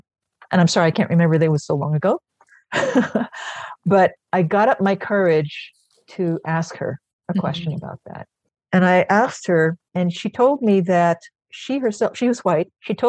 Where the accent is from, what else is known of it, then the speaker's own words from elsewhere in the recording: Philippines; now in New York, United States; And as a person, and as a Filipino, really, I'm a natural mimic, right?